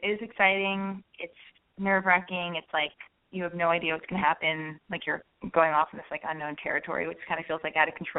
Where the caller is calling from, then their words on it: San Francisco, California, United States; I'm 25 in San Francisco.